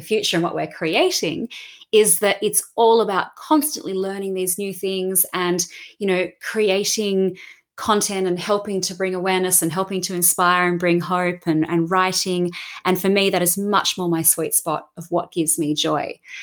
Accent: Australia; growing up in Australia and, you know, so much nature around and the beach

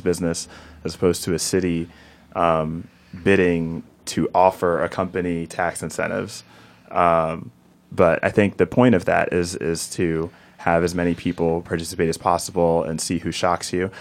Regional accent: Newark, New Jersey, United States; moved away as an adult; also born or lived in Seattle / Silicon Valley; I'm originally from Newark, from Ivy Hill, and I, um, lived in Seattle as well as Silicon Valley

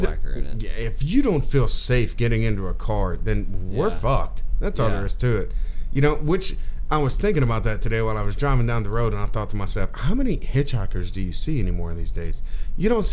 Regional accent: Alabama, United States; Growing up in Alabama in the freaking 80s

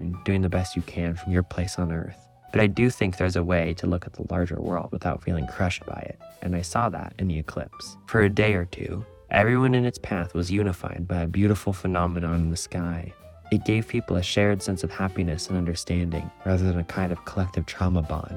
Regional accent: Oregon, United States; my home state in Oregon

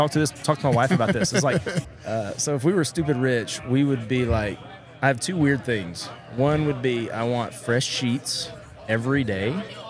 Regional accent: Tennessee, United States; I'm from Tennessee, right?

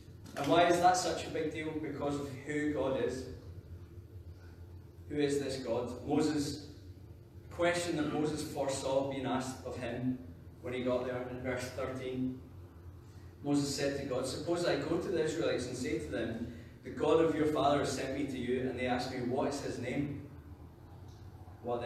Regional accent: Scotland, United Kingdom; I'm Scottish, I'm a youth worker

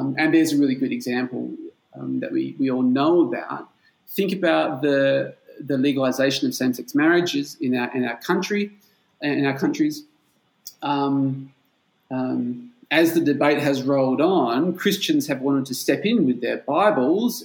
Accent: Perth, Western Australia, Australia; moved away as an adult; now in Bulgaria; I'm from Perth in Australia. That's on the West Coast

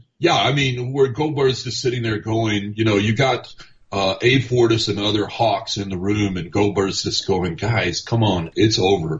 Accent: Central Texas, United States; now in Arizona, United States; I was raised in Central Texas.

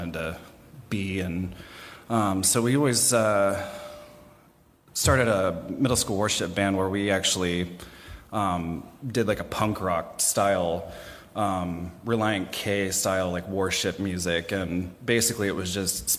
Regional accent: Columbus, Ohio, United States; also born or lived in Lewis Center, Ohio; I was born and raised in Columbus, Ohio

